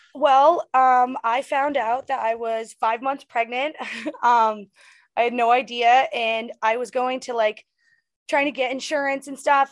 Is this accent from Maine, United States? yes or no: yes; Bangor, Maine, United States; moved away as an adult; also born or lived in Los Angeles, California; I'm going to my hometown